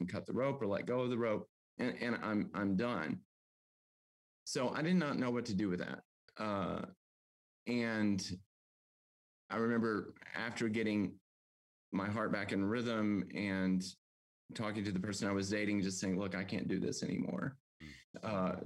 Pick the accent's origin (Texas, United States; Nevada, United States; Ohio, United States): Texas, United States; moved away; also born or lived in Amarillo, Texas; growing up a Southern Baptist in deep in the heart of Texas